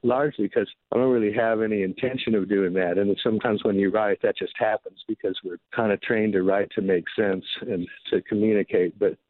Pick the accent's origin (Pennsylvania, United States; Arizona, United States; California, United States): Arizona, United States; I grew up on that stuff. I grew up around the horse racetrack. Well, why we moved to Arizona was racehorses